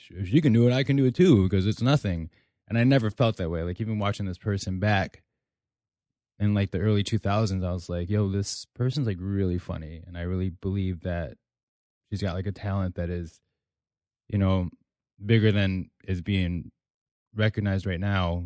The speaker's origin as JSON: {"language": "English", "town": "Elgin", "region": "Illinois", "country": "United States", "tie": "born or raised there", "said": "I'm from Elgin, Illinois"}